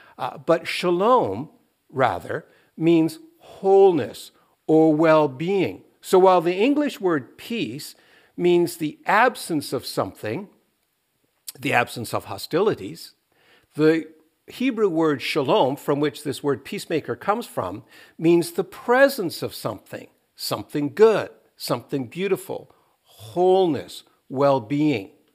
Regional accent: Canada; as Canadians

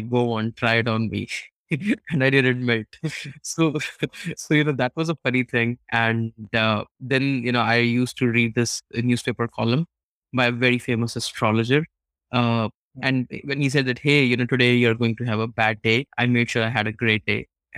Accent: India; when I was pretty small, and especially when you're growing up in India, you come across these astrologers, horoscope readers who tell you

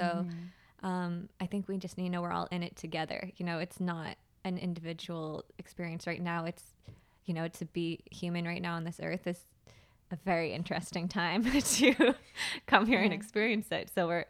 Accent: Plymouth, Massachusetts, United States; I'm from Plymouth, Massachusetts, and I lived there for most of my life until I went to college in St. Augustine, Florida, and that was, like, my first experience pretty much outside of Massachusetts.

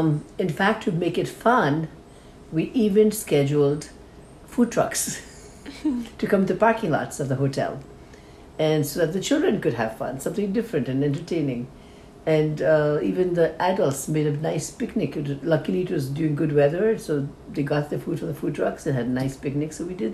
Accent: Nepal; Nepalis, I'm from Nepal

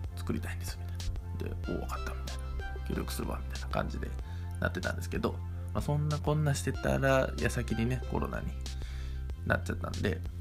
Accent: Ozu, Ehime, Japan; 僕の地元に遊びに来てくれたんですよ愛媛旅行愛媛ツアーしようって言って

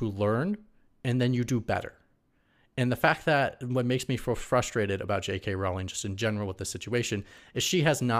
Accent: Midwest, United States; I come from the Midwest

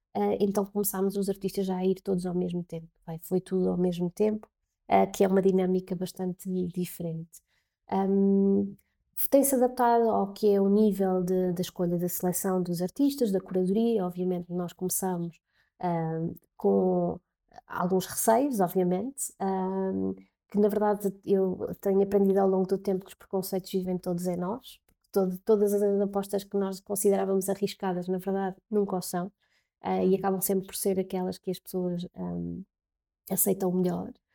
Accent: Covilhã, Centro, Portugal; moved away as an adult; also born or lived in Lisbon; eu sou da Covilhã

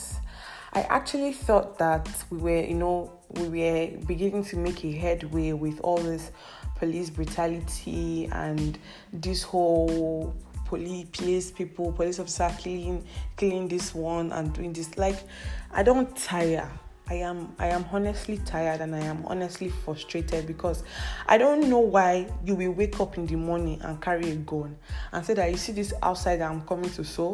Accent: Nigeria; being a Nigerian

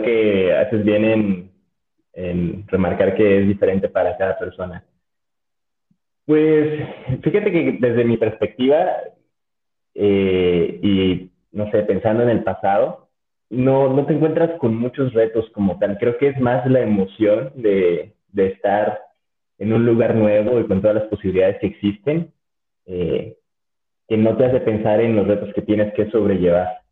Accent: Chiapas, Mexico; moved away as an adult; now in Guadalajara, Mexico; siendo del sur, como tú bien comentas, que soy de Chiapas

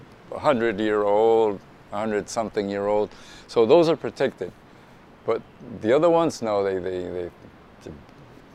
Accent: Peru; English is a second language; also born or lived in Spain / Venezuela; when I was 9 in 61, we moved to Peru

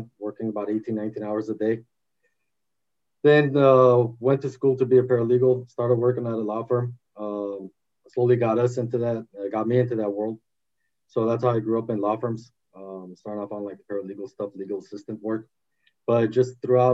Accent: Los Angeles, California, United States; also born or lived in Armenia / Glendale, California / Boston, Massachusetts; I was six and a half when we came here. Grew up in the valley

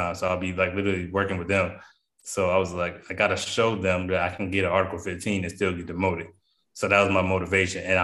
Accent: Pennsylvania, United States; I grew up in Pennsylvania

